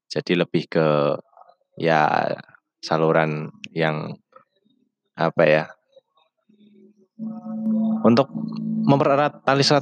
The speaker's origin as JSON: {"language": "Indonesian", "town": "Todanan", "region": "Central Java", "country": "Indonesia", "tie": "born there", "said": "Eh, sebelumnya perkenalkan dulu … Eh, saya lahir di Blora, tepatnya di di Todanan lah, ya desa pelosok pokoknya saya lahir di desa."}